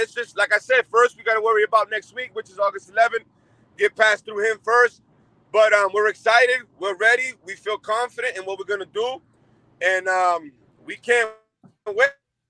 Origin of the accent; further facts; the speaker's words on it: Massachusetts, United States; now in Albuquerque, United States; Massachusetts, that's my hometown.